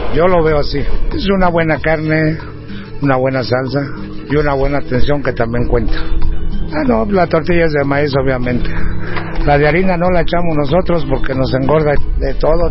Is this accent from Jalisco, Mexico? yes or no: yes; Jalisco, Mexico; moved away; vengo de Jalisco y no tengo escuela y aquí en esto me puse. Allá en la tradición es el pozole y la birria.